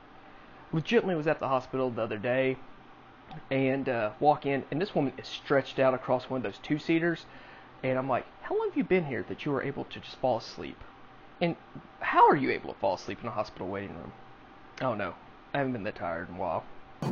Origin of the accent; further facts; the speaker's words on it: Texas, United States; So obviously growing up in Texas, you do country stuff, you help on the barbed wire fences, help with cows, feeding animals